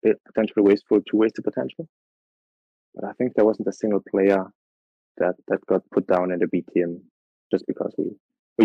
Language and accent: English; Austria; I'm from Austria, 26 years old.